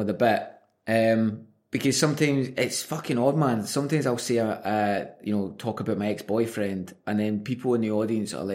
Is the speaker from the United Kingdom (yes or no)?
yes; Glasgow, Scotland, United Kingdom; I grew up in the South Side of Glasgow